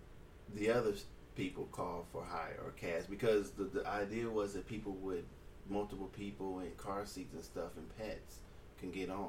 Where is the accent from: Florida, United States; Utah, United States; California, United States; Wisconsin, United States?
California, United States; now in Alaska, United States; I'm from California, too.